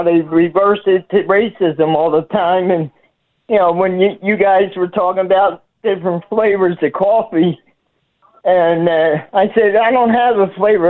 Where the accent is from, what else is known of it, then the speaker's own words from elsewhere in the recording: Philadelphia, Pennsylvania, United States; when I was growing up in Philadelphia here, I've been here my whole life